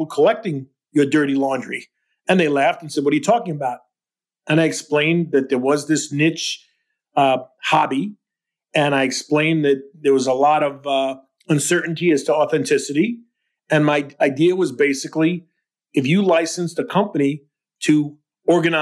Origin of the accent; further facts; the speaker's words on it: New York, United States; I'm a New Yorker.